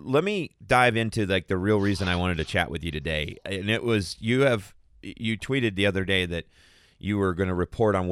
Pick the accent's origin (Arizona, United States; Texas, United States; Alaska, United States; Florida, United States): Arizona, United States; Tohono O'odham Nation; moved away; I grew up 20 miles from the border, and I grew up right on the Donald Otham Nation